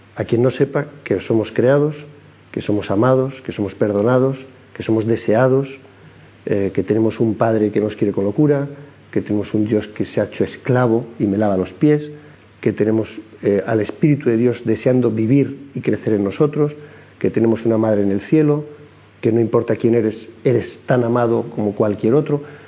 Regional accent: Madrid, Community of Madrid, Spain; nacimos todos en Madrid, y la infancia

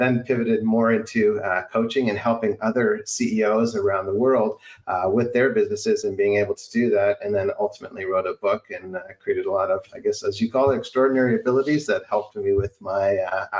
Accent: southwestern Ontario, Canada; moved away; Originally born and raised in Canada, in Ontario, in a small town in southwestern Ontario.

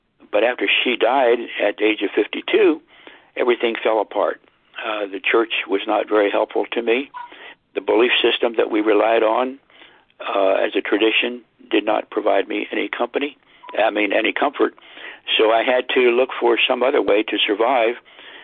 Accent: Cumberland, Maryland, United States; I was raised in Cumberland, Maryland

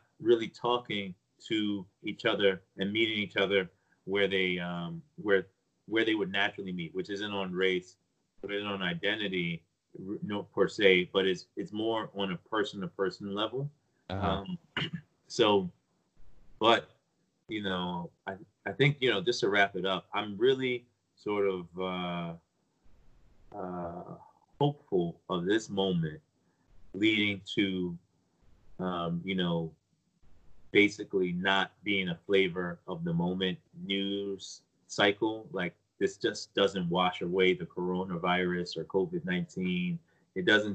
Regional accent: United States; also born or lived in Nigeria; I was raised and educated in America

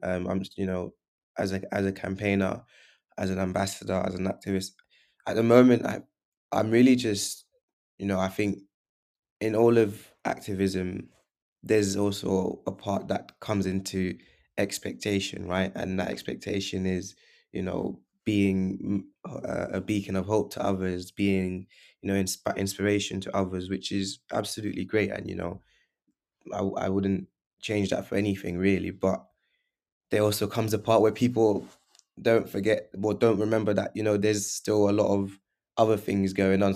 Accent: London, United Kingdom; also born or lived in Portugal / Leeds; we grew, I grew up, um, originally from, in northwest London

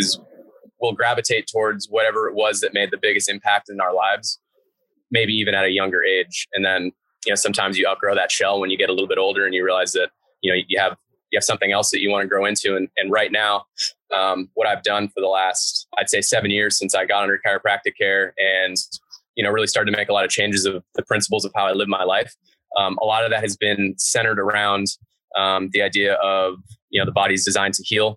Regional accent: Newton, Massachusetts, United States; now in Hayward, United States; I grew up in Boston. Just outside of Boston, a town called Newton

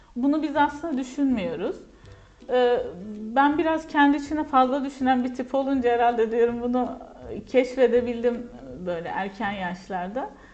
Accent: Kahramanmaraş, Turkey; also born or lived in Ankara / Konya; ben hocam Kahramanmaraş doğumluyum

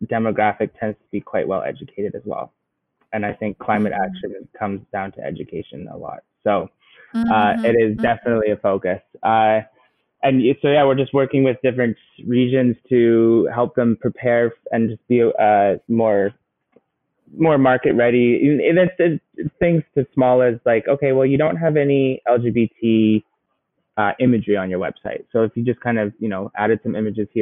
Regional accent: just south of Calgary, Alberta, Canada; I grew up in just south of Calgary in Alberta

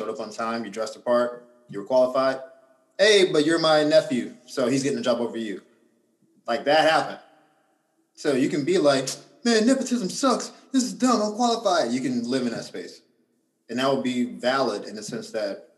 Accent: Gainesville, Florida, United States; also born or lived in Orlando, Florida; Gaines was my hometown. So my family's all there.

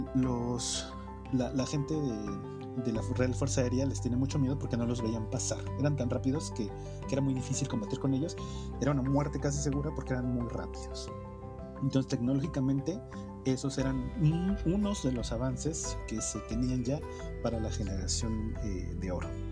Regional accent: Mexico; como mexicano de, los suburbios, de, los lugares de del Oriente

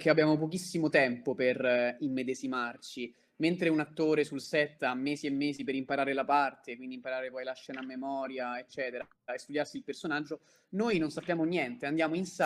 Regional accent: Rome, Lazio, Italy; In questo caso ora sto parlando liberamente, quindi si sente che sono di Roma, però quando sto a Leggio non posso farlo sentire

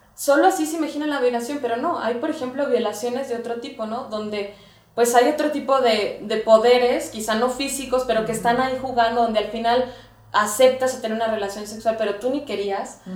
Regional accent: Guadalajara, Jalisco, Mexico; yo soy de Guadalajara

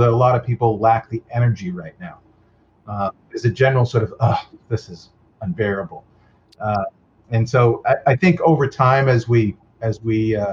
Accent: Massachusetts, United States; moved away; I was from Massachusetts.

